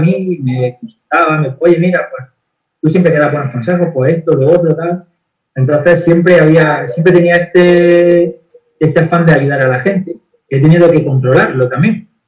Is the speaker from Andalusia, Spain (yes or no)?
yes; Granada, Andalusia, Spain; moved away as an adult; now in Estepona, Spain; yo soy de aquí de España. Eh, vivo en Andalucía, dentro de España, en Andalucía, y en Andalucía, bueno, eh, nací en Granada